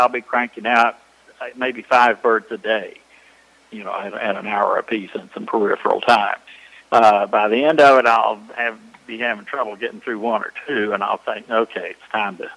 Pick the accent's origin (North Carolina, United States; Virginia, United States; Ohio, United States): North Carolina, United States; I'm from North Carolina, I guess, but I got interested in the folk music of this area